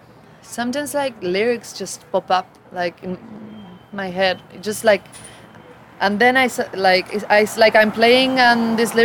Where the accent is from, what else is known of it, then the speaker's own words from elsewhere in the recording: Buenos Aires, Argentina; I'm from Buenos Aires, Argentina.